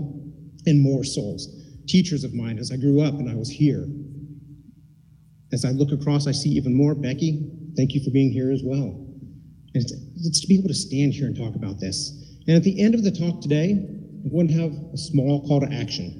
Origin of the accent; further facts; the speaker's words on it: McPherson, Kansas, United States; moved away; my hometown of McPherson